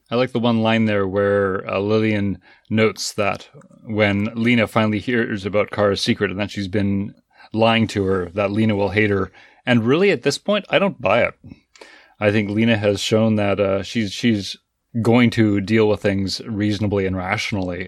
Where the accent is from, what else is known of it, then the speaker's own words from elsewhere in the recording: Canada; as a Canadian